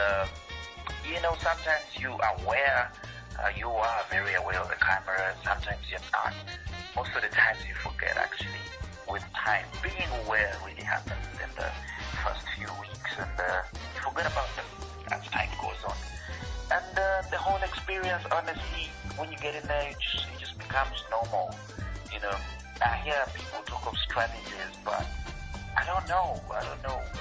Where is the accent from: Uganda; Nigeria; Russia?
Uganda; I am from Uganda.